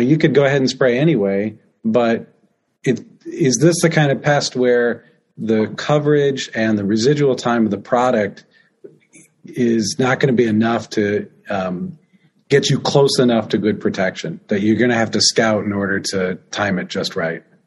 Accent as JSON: {"language": "English", "region": "Midwest", "country": "United States", "also_born_or_lived": "Illinois / Michigan", "lives_now": "Iowa, United States", "said": "I'm from the Midwest, Illinois, Michigan, Iowa."}